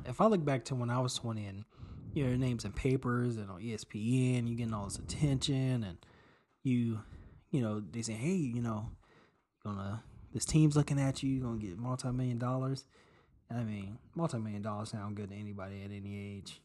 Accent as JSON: {"language": "English", "town": "Chicago", "region": "Illinois", "country": "United States", "tie": "born or raised there", "said": "born and raised in Chicago"}